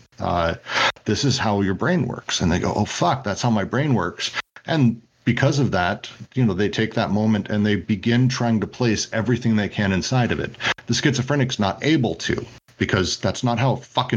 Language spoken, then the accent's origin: English; Midwest, United States; I'm from the Midwest.